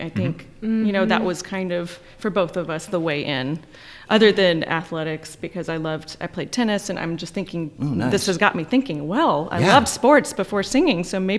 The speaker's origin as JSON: {"language": "English", "town": "Auburn", "region": "Alabama", "country": "United States", "said": "From Auburn, Alabama, which is a college town."}